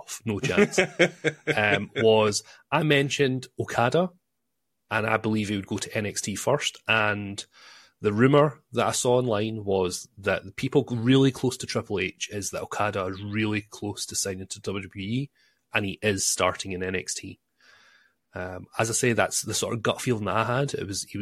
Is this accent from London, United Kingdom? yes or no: no; Scotland, United Kingdom; I'm Scottish